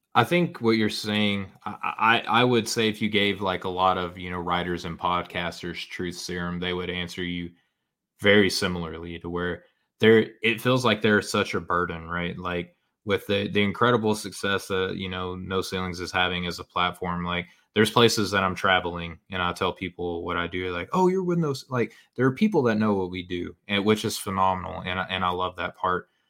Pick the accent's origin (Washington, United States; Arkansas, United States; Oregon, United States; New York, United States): Arkansas, United States; I'm from Arkansas